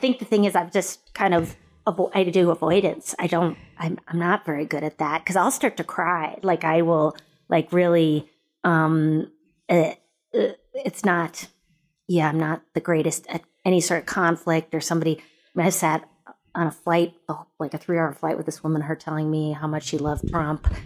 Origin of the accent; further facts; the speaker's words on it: Midwest, United States; I was raised in the Midwest in the 80s or 70s and 80s